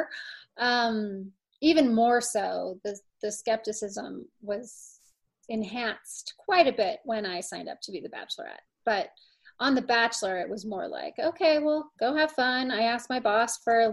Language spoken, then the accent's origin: English; St. Louis, Missouri, United States; moved away as an adult; also born or lived in Indianapolis, Indiana / Bloomington, Indiana / Miami, Florida / Los Angeles, California; now in Vail, Colorado, United States; I was raised in St. Louis. I lived there throughout high school until I went to college.